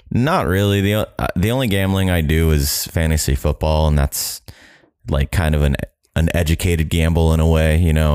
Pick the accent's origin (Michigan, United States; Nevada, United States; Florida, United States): Florida, United States; Jacksonville; I'm from Jacksonville, Florida